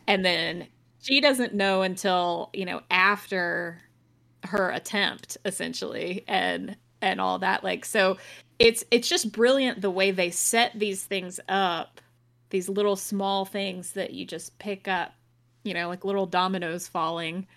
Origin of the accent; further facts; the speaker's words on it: Athens, Georgia, United States; I went to U G A, but I also, I grew up in Athens, which is where U G A is.